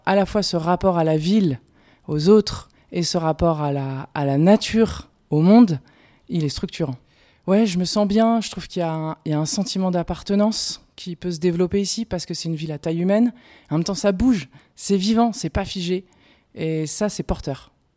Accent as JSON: {"language": "French", "town": "Paris", "region": "Île-de-France", "country": "France", "tie": "born or raised there", "also_born_or_lived": "Prague, Czech Republic", "moved": "yes", "lives_now": "Lyon, France", "said": "j'ai grandi à Paris"}